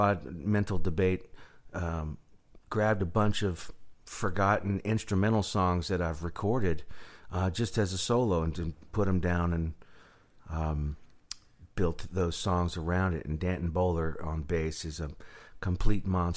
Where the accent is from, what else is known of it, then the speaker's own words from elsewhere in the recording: United States; I'm American